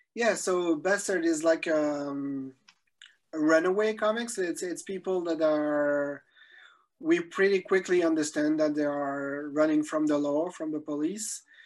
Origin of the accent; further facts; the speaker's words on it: Belgium; I'm from Belgium